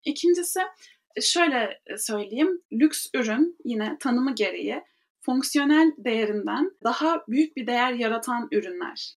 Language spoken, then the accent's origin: Turkish; Ankara, Turkey; moved away as an adult; also born or lived in Istanbul / New York; now in Paris, France; 1998 Ankara doğumluyum. Hayatımın da büyük bir kısmını Ankara'da geçirdim.